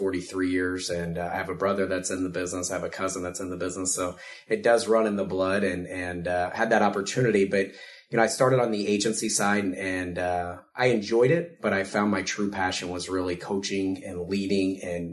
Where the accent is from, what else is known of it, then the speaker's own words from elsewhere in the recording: Ste. Genevieve, Missouri, United States; I'm actually from St. Genevieve. It's a small town south of here